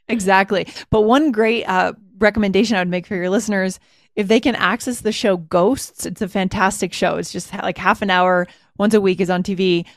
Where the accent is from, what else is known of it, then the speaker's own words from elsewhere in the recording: United States; I'm proud to be an American